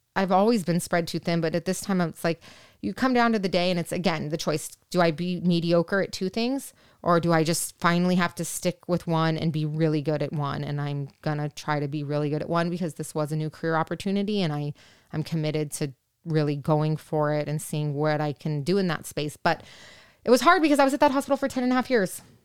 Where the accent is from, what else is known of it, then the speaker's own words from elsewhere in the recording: Orange County, California, United States; I'm from Orange County